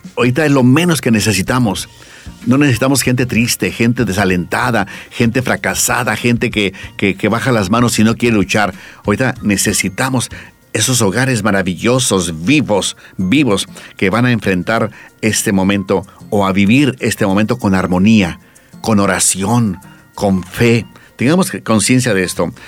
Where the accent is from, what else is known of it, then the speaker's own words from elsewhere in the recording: Mexico; now in Bolivia; yo soy mexicano, pero estoy aquí en Bolivia